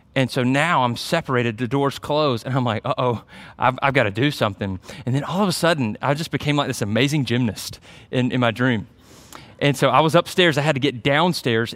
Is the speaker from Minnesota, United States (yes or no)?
no; Byron, Georgia, United States; moved away; my hometown